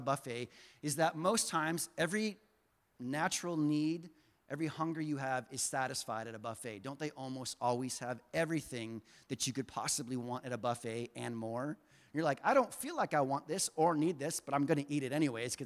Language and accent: English; the South, United States; moved away; I grew up in the South